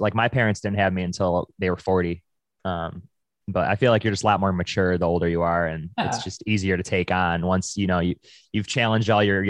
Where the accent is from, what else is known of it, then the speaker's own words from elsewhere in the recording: Buffalo, New York, United States; moved away; I'm from Buffalo